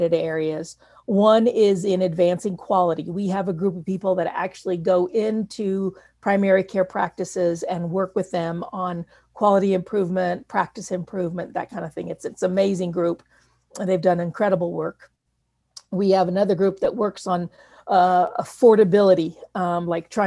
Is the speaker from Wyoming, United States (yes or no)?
yes; Wyoming, United States; moved away; I am from Wyoming